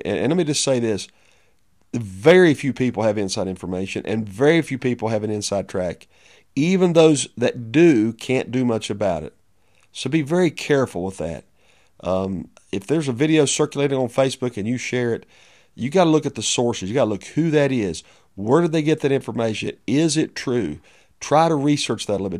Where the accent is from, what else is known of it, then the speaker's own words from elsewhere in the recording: United States; as a pastor of a church, as an American